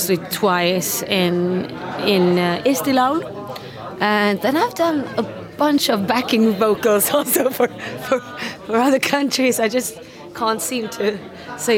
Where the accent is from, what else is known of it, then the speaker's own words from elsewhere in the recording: Sweden; Sweden is my home country.